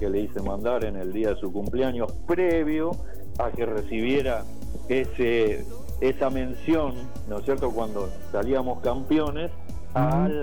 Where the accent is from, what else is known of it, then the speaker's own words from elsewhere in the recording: Mar del Plata, Buenos Aires Province, Argentina; Claro, soy de Mar del Plata.